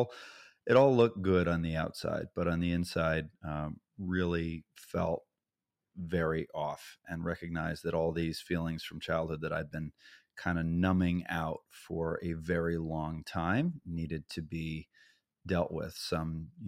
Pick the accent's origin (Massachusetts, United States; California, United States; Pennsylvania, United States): Massachusetts, United States; I grew up in Massachusetts in a small suburb of the Boston area, only child, very well loved.